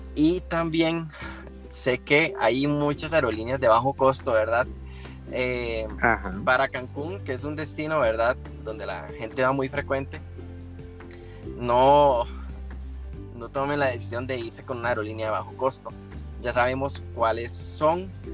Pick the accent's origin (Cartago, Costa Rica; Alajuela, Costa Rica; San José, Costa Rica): Cartago, Costa Rica; Tres Ríos; yo soy de la zona de Cartago, este, exactamente de Tres Ríos